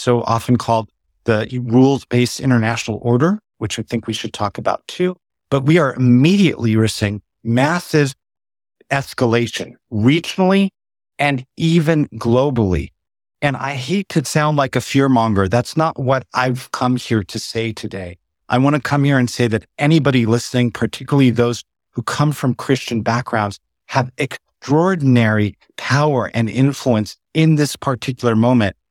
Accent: San Diego, California, United States; I was born and raised in San Diego

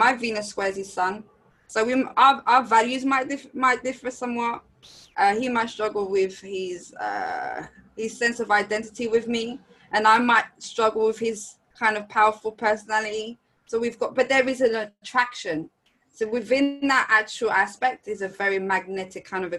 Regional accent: United Kingdom; also born or lived in France; the moment I turned 7, I moved to Britain from France. I was born in France.

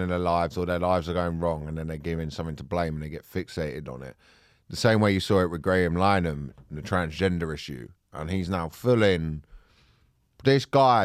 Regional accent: Croydon, London, United Kingdom; also born or lived in Kent; I grew up in Croydon

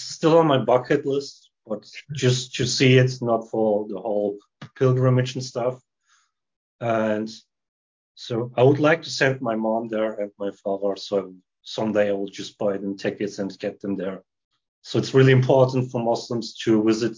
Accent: Germany; I'm born and raised in Germany.

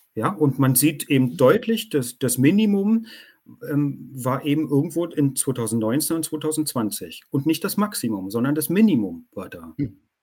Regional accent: Germany; bei uns in Deutschland

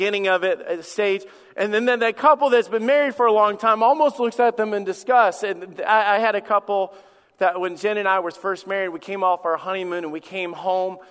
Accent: Alabama, United States; moved away; also born or lived in Michigan / Florida; I went to church in Michigan. I grew up in Alabama. I've been in church in Florida. And I've served here for 17 years.

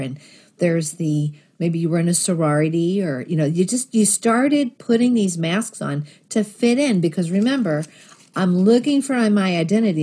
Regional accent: Philadelphia, Pennsylvania, United States; I grew up in Northeast Philadelphia

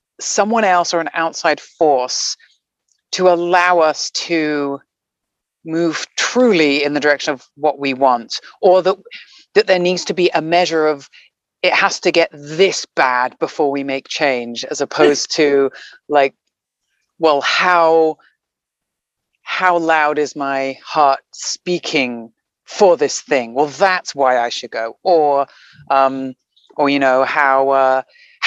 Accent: Guernsey; moved away; I'm from a little island called Guernsey, which is off the coast of France and England, kind of between France and England, in the Channel Islands. My parents are English. And so I was born there, grew up

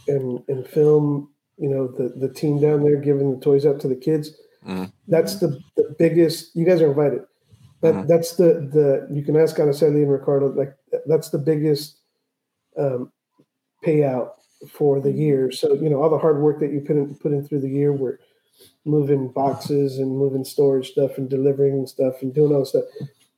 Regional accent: Tijuana, Baja California, Mexico; born there; I was born in Tijuana.

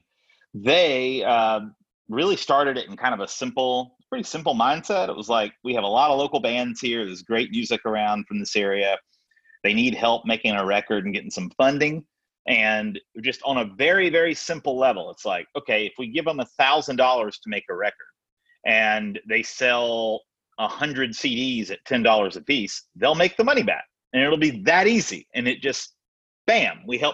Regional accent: Tuscaloosa, Alabama, United States; moved away as an adult; now in the Shoals, United States; I'm originally from Tuscaloosa, Alabama, just a couple hours south.

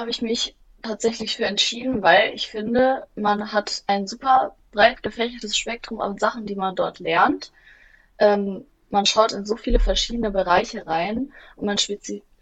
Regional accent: Bielefeld, North Rhine-Westphalia, Germany

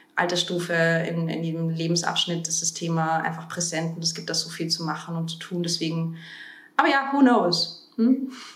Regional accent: Bavaria, Germany; moved away as an adult; now in Vienna, Austria; in Deutschland groß geworden. Also ich habe, ich bin vor zwölf Jahren nach Wien gekommen, ähm, nachdem ich in, in Bayern ähm, meine Abitur gemacht habe und zur Schule gegangen bin.

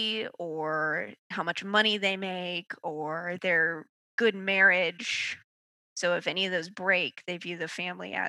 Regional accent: Mechanicsville, Virginia, United States; I grew up in a Southern conservative church going community. Where'd you grow up? Mechanicsville, Virginia

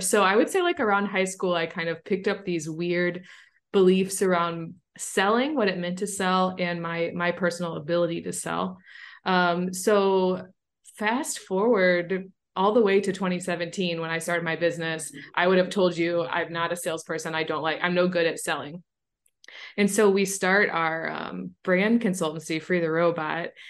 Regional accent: St. Louis, Missouri, United States; my hometown of Saint Louis, Missouri

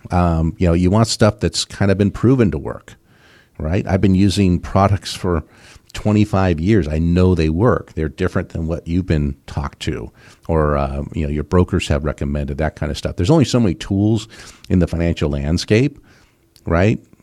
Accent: West Coast, United States; moved away; I grew up on the West Coast

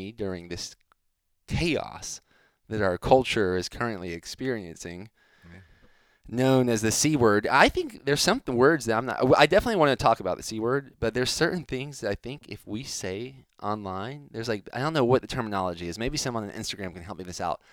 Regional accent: Miami, Florida, United States; where I was born in Miami

